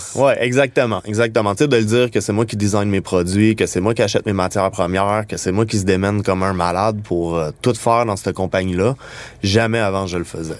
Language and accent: French; Montreal, Quebec, Canada; on vient de Montréal, puis qu'on design les produits d'ici